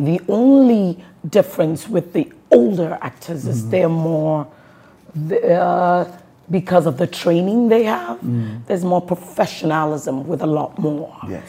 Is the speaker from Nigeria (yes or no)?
yes; Southwest Nigeria, Nigeria; I'm a Yoruba woman. And then when I'm out and about, a lot of fans will ask, where are you from? You're probably from Delta or Benin.